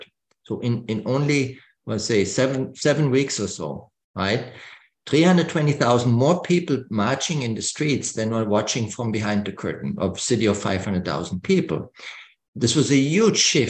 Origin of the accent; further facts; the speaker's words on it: Germany; I grew up in West Germany, about 20 miles to the border to East Germany